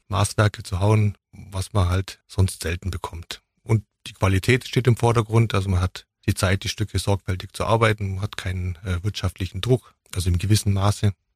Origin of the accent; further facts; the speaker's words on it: Mindelheim, Bavaria, Germany; also born or lived in Füssen; now in Ulm, Germany; geboren bin ich in Füssen und äh, hauptsächlich in Mindelheim aufgewachsen, bin jetzt seit 2003 in Ulm